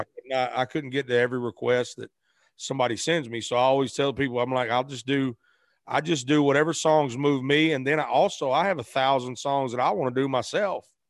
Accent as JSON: {"language": "English", "region": "Arkansas", "country": "United States", "tie": "born or raised there", "also_born_or_lived": "Memphis, Tennessee", "moved": "as an adult", "said": "I was born in Memphis, raised in Arkansas"}